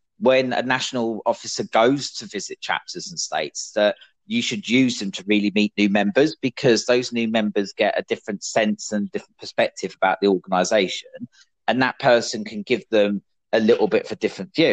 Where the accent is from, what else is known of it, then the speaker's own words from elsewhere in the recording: United Kingdom; moved away as an adult; being British